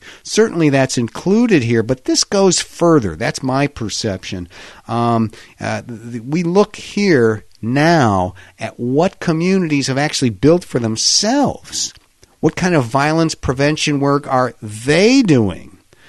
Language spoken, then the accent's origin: English; Pittsburgh, Pennsylvania, United States; I can tell you in my hometown of Pittsburgh, these have all been discussed